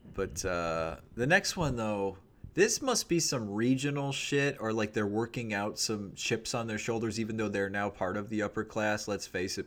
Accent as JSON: {"language": "English", "country": "United States", "said": "me as an American, you know, 34 year old in 2023"}